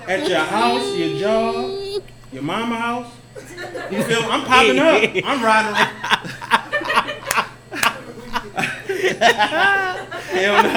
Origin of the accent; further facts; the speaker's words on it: Baltimore, Maryland, United States; I'm from Baltimore